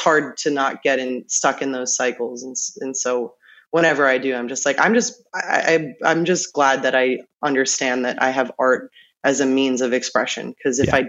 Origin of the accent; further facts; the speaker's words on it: New York, United States; now in Los Angeles, United States; I was born and raised in New York